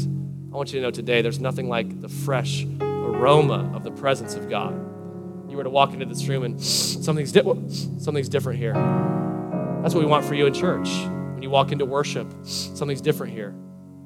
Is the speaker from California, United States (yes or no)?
no; Palm Harbor, Florida, United States; I grew up in Palm Harbor, Tarpon Springs area